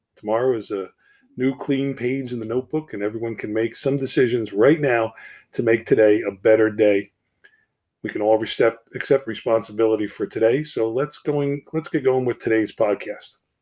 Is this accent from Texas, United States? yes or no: no; Harrison, New Jersey, United States; I grew up in New Jersey, so we're right over the bridge